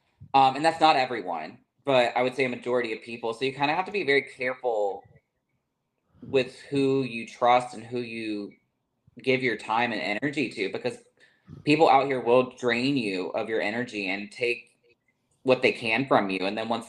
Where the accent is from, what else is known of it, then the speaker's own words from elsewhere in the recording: the South, United States; Whereas, like growing up in the South, there's a lot less people, so it's easier to kind of weed out the different types.